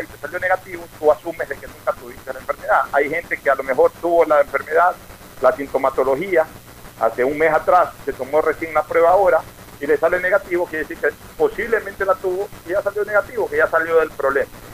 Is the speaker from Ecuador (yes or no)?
yes; Ecuador